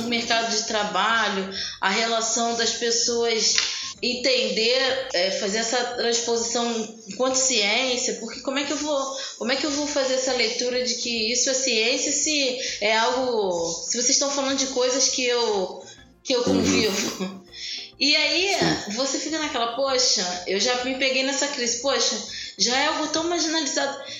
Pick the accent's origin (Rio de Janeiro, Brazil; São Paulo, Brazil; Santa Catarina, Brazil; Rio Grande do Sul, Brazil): Rio de Janeiro, Brazil; essa leitura que eu tenho do lugar, aqui de onde eu nasci